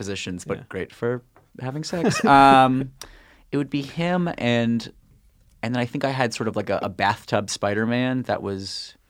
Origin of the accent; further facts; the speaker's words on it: New York City, New York, United States; I grew up in New York